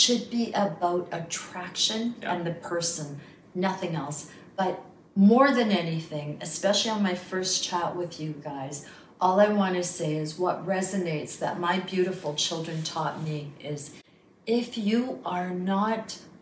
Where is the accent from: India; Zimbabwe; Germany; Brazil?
India; Goa; moved away; also born or lived in Libya; I am from Goa. I'm Roman Catholic